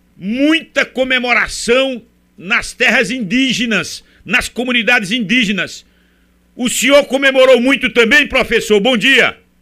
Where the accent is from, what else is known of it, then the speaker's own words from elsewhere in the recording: Brazil; nós que somos brasileiros